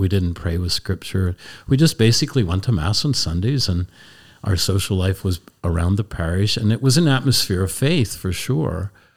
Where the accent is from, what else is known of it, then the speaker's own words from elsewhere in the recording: Columbia, Pennsylvania, United States; I grew up in Columbia, Pennsylvania, Lancaster County